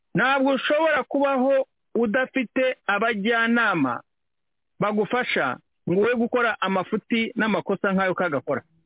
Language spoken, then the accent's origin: Kinyarwanda; Rwanda; twebwe nk'abanyarwanda